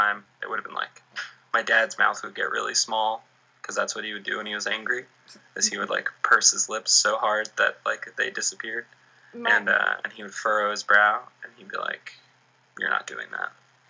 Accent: Ireland; And also because, like, we're Irish, so we don't talk about anything. That's our culture.

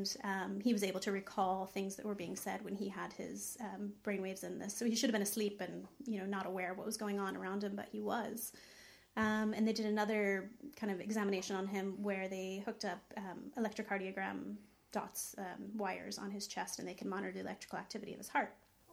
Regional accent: Texas, United States; now in Ireland; I was born in Texas

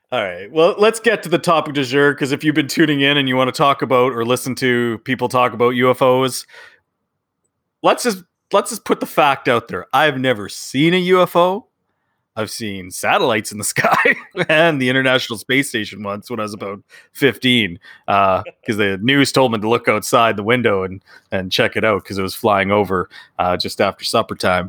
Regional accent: Canada; we're Canadian

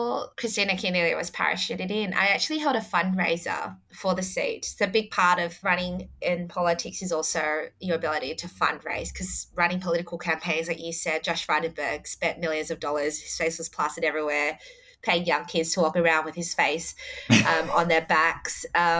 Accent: Adelaide, South Australia, Australia; So I was born in Adelaide. Mm. So I wasn't born in the local area in Fowler.

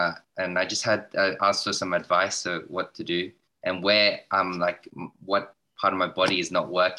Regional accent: Sydney, New South Wales, Australia; I'm from Sydney, Australia.

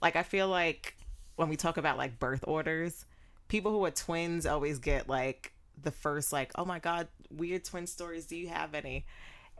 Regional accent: New York City, New York, United States; moved away as an adult; Growing up in New York, there was this little art center on Jamaica Avenue, shout out to Queens

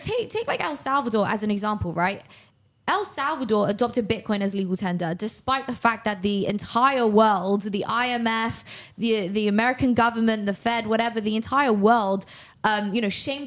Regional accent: United Kingdom; now in Miami, United States; as a British person

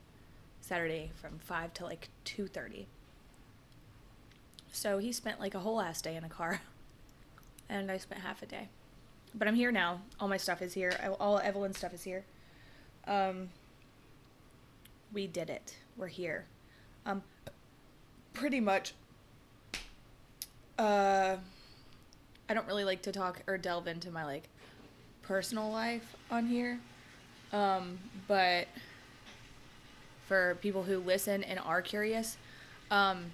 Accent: Atlanta, Georgia, United States; moved away as an adult; now in Florida, United States; I'm from Atlanta

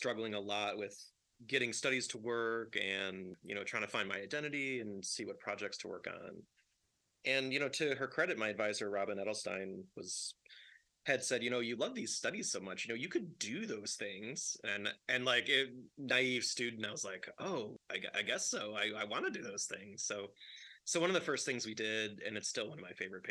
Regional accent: Chicago, Illinois, United States; I grew up in Chicago, and I worked in a bar when I was a teenager

